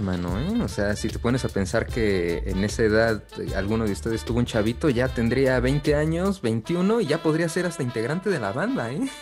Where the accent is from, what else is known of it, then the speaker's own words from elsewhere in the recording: Mexico; los mexicanos tenemos casi en toda nuestra música